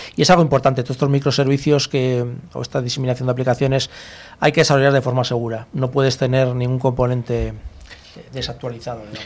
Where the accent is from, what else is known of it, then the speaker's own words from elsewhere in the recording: Bilbao, Basque Country, Spain; now in Madrid, Spain; nací en Bilbao, pero yo en Madrid muchos años